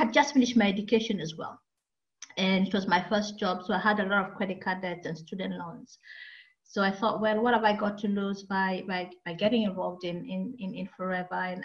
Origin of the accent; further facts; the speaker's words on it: Kenya; accent: Kenyan; moved away as an adult; now in United Kingdom; I'm originally from Kenya. I can have a Kenyan accent, and I came into the UK to study law.